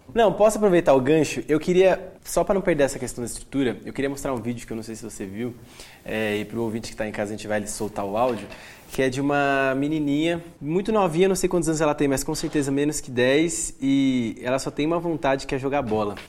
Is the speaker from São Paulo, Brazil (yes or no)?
yes; Atibaia, São Paulo, Brazil; eu sou, sou, natural de Atibaia